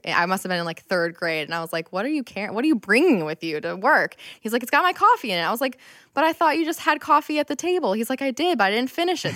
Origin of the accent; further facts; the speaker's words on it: Rochester, New York, United States; I'm born and raised in Rochester